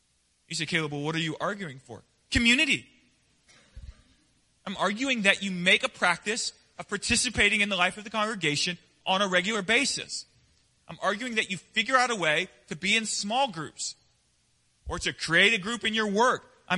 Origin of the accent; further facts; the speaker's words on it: the West, United States; I grew up in the West. And we hang out on the back porch.